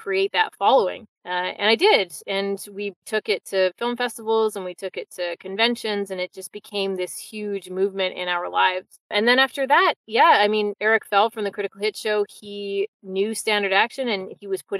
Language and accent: English; Victoria, British Columbia, Canada; also born or lived in London / Vancouver; I grew up in Victoria